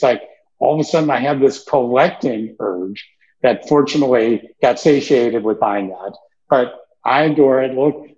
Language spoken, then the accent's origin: English; Brooklyn, New York, United States; You know, I love art. I grew up in Brooklyn, that I could make that.